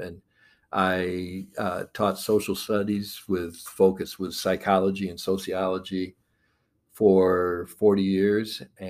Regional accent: Savanna, Illinois, United States; also born or lived in Galesburg, Illinois; I grew up in Savannah, Illinois, and from there went to Knox College

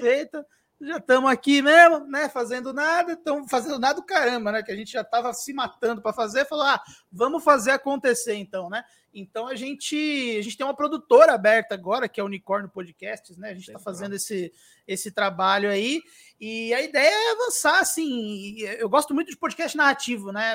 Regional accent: Santo André, São Paulo, Brazil; eu sou de Santo André

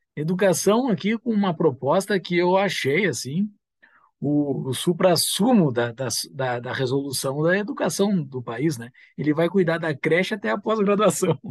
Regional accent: Gaúcho, Rio Grande do Sul, Brazil; nós somos gaúchos

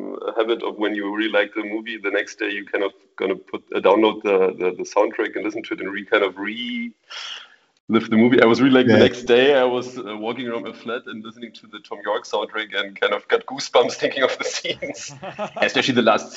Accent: Berlin, Germany; accent: German; English is a second language; I'm born and raised in Berlin

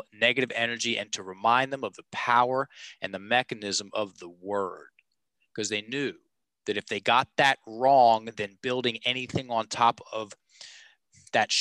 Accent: Richmond, Virginia, United States; I'm a Richmond guy born and raised.

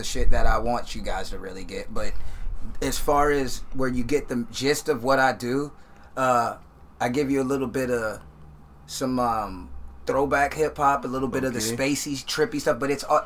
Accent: Jacksonville, Florida, United States; I'm from Jacksonville, Florida

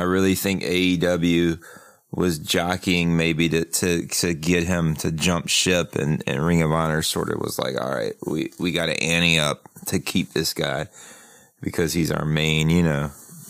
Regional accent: South Carolina, United States; I grew up in South Carolina.

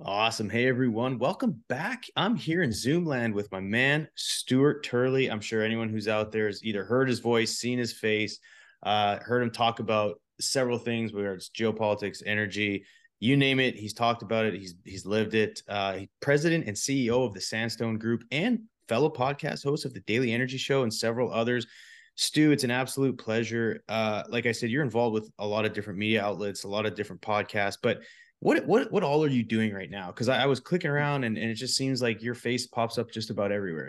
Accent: Canada; now in Texas, United States; I'm a Canadian, but I'm proud to say I'm a Texan now

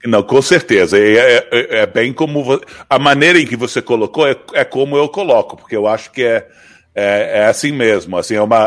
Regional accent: Brazil; moved away; eu sou brasileiro

